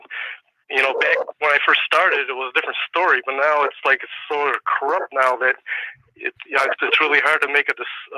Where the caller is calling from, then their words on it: Wisconsin, United States; I'm from Wisconsin.